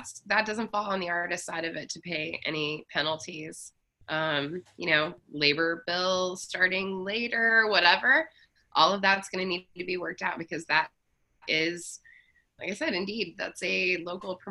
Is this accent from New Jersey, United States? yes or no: no; Kansas, United States; I grew up in the land of Westboro Baptist. I'm from Kansas